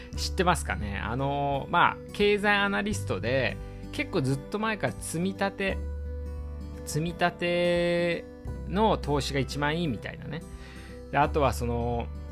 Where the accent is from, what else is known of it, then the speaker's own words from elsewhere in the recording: Iwate, Japan; moved away as an adult; now in Tokyo, Japan; 僕もね岩手出身だったのあの2011年のねあのー、まあ東北大震災の時もそうですまああの時もね岩手にいた